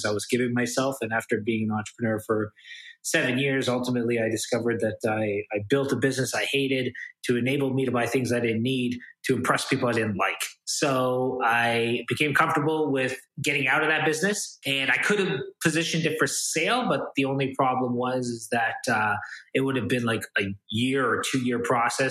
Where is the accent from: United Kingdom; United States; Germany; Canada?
Canada; Toronto, Ontario; I'm kind of born and raised in Toronto, Canada